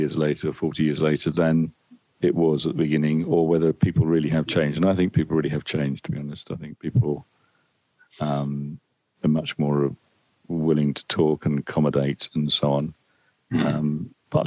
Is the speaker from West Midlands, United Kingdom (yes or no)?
no; Essex, East of England, United Kingdom; my local town where I grew up in Essex